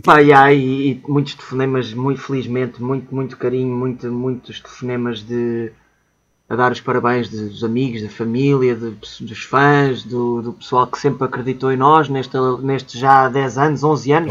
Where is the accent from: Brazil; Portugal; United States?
Portugal; somos portugueses, orgulhosamente portugueses